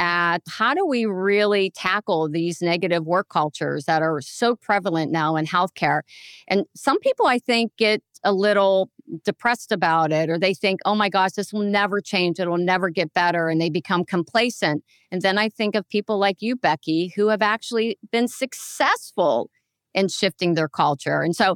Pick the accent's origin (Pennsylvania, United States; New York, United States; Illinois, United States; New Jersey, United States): Pennsylvania, United States; I'm from Pennsylvania